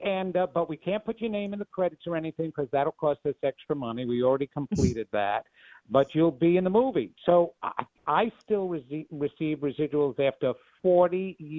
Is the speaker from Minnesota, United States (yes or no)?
no; Levittown, New York, United States; I come from Levittown.